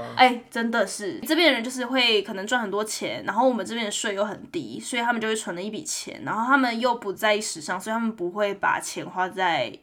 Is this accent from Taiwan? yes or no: yes; Taiwan; now in Calgary, Canada; 我们在台湾长大受教育